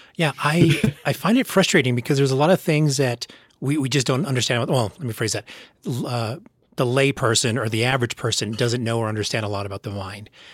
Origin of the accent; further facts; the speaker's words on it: United States; I'm American